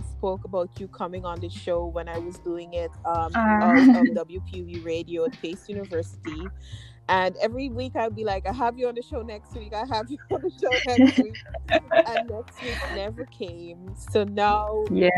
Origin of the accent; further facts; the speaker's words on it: Guyana; I'm from Guyana. It's in South America